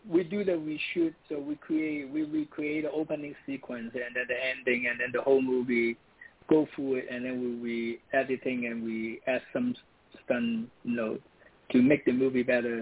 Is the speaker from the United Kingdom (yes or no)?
no; Hong Kong; moved away as an adult; now in United States; I'm from Hong Kong.